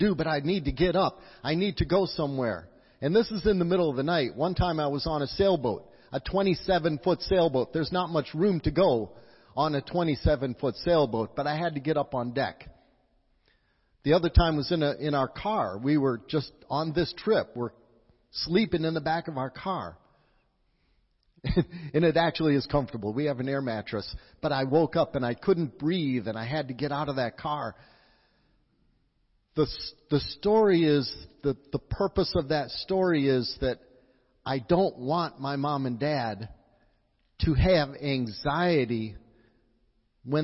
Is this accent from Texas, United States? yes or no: no; Wisconsin, United States; moved away; also born or lived in La Crosse; I'm from Wisconsin